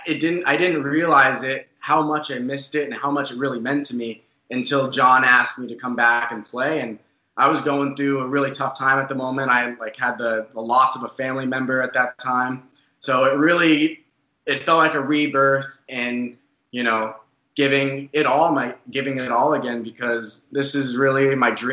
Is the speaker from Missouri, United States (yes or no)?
no; Arizona, United States; we all grew up in Arizona, but we live in Tempe, Arizona